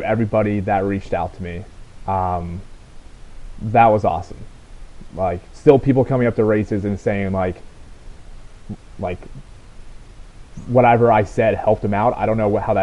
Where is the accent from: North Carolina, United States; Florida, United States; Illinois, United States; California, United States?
Illinois, United States; Southern; there's a community college named John A. Logan in the town away, across from my hometown